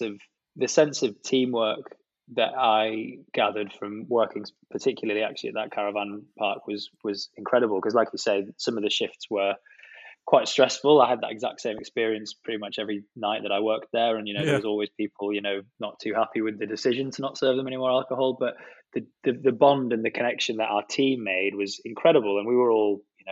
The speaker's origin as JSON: {"language": "English", "town": "Penrith", "region": "North West England", "country": "United Kingdom", "tie": "born or raised there", "moved": "as an adult", "lives_now": "London, United Kingdom", "said": "Penrith, my hometown"}